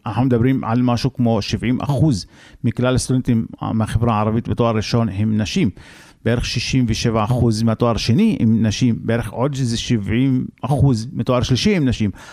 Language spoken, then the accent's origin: Hebrew; Israel; גם אנחנו אין לנו ארץ אחרת פה, ערבים בישראל